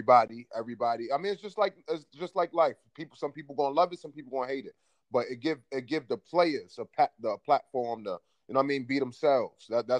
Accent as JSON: {"language": "English", "town": "New York City", "region": "New York", "country": "United States", "also_born_or_lived": "West Virginia", "moved": "yes", "said": "Like, I played at West Virginia. I'm from Brooklyn."}